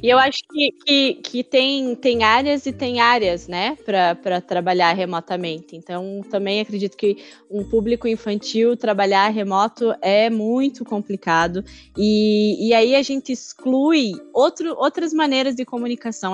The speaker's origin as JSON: {"language": "Portuguese", "region": "interior of Paraná", "country": "Brazil", "said": "eu sou do interior do Paraná"}